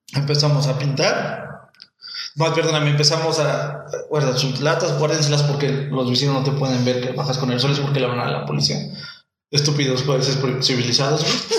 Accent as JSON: {"language": "Spanish", "country": "Mexico", "tie": "born or raised there", "first_language": "Spanish", "said": "yo nací en México."}